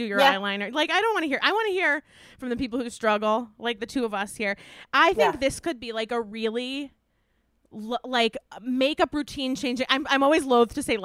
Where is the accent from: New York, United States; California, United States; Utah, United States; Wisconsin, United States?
New York, United States; Westchester; I was raised and I grew up in Westchester